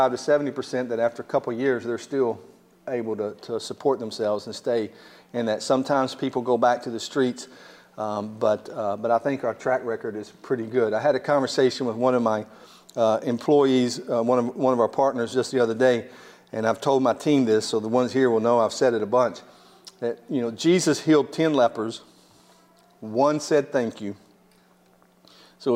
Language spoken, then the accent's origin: English; United States; I'm from Williamson County